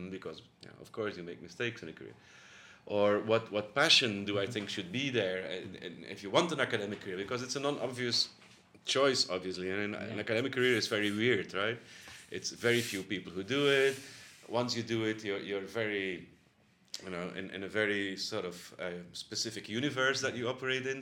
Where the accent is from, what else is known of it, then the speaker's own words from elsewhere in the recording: Bruges, Flanders, Belgium; now in Netherlands; I was born in Bruges, that's um, a small town actually near the North Sea in the province of, province of West Flanders